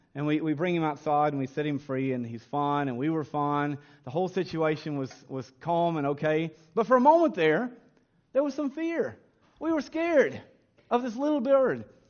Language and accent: English; Kentucky, United States; growing up in Kentucky